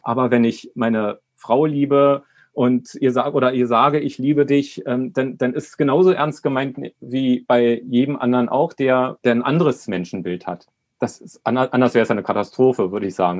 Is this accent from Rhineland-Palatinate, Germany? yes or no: no; Berlin, Germany; Ich bin ähm, 1970 in Berlin geboren